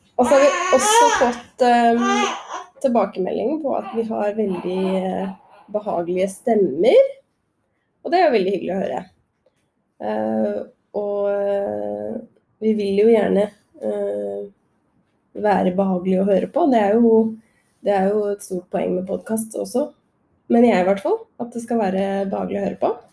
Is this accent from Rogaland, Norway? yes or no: no; Krokstadelva, Buskerud, Norway; jeg er jo eh, fra Drammen. Eller Krokstadelva, eh, rettere sagt.